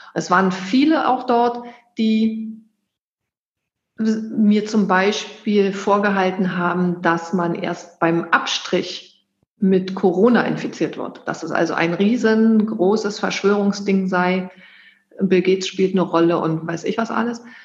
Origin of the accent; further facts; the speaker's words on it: Germany; Ich bin in der DDR groß geworden